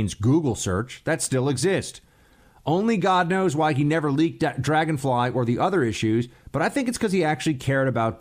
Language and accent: English; New York City, New York, United States; moved away as an adult; now in Washington, D.C., United States; It's still my hometown